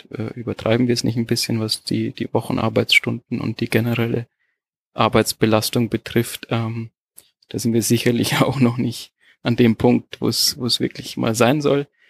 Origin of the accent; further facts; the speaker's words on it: Germany; moved away as an adult; now in Portugal; wir kommen ja aus, aus Deutschland, wir hatten ja eine schöne Wohnsituation.